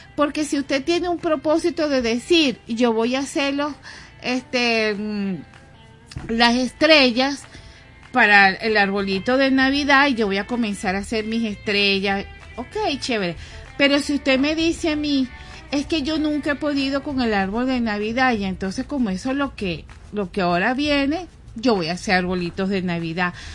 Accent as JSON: {"language": "Spanish", "town": "Guatire", "region": "Miranda", "country": "Venezuela", "moved": "as an adult", "lives_now": "Caracas, Venezuela", "said": "yo eh, vengo de Guatire"}